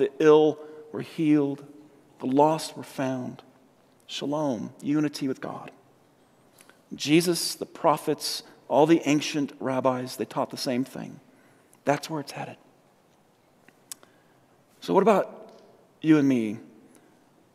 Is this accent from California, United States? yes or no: no; Colorado, United States; also born or lived in San Diego; I'm from Colorado. I came from San Diego